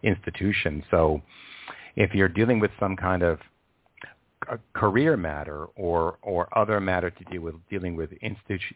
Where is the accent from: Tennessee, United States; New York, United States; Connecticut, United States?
New York, United States; Long Island; I grew up on Long Island